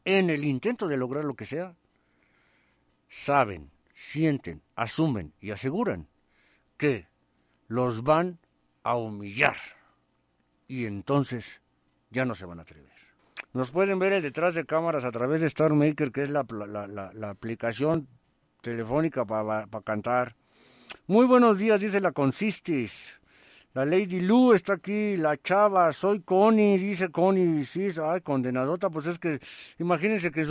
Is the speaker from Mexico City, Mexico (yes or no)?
no; Tijuana, Baja California, Mexico; now in Sacramento, United States; Yo soy de Tijuana, Baja California y radico en Salimar, en Sacramento.